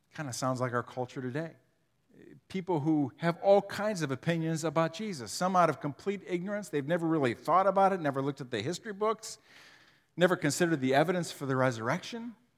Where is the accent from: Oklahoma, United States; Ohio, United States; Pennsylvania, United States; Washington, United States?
Ohio, United States; Huron; I grew up in Huron